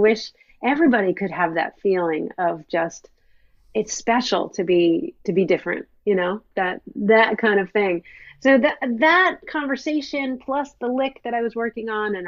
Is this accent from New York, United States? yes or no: yes; New York, United States; me growing up near New York City